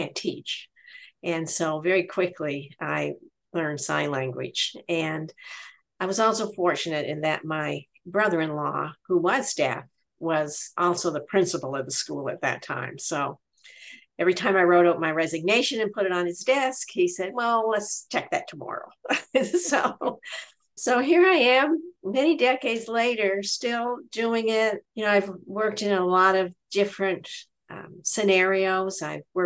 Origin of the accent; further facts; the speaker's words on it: Nova Scotia, Canada; I'm from Nova Scotia, Canada